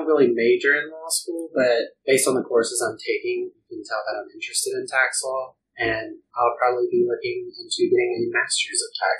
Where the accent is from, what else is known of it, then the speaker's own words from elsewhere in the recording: Phenix City, Alabama, United States; moved away as an adult; also born or lived in Auburn, Alabama; now in New York, United States; So I'm originally from Alabama. I'm from Phoenix City specifically, which if you just like Google it, it's like known for being the original Sin City in like 1950s.